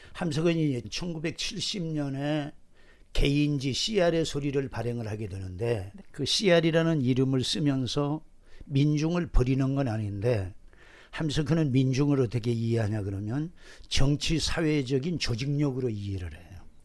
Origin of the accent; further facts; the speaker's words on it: Jindo, South Jeolla, South Korea; moved away; 내 고향이 전라남도 진도인데